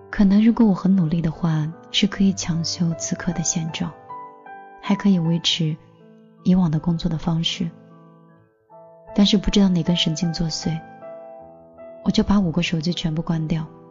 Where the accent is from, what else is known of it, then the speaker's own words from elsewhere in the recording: Xinjiang, China; moved away; 九月回新疆的时候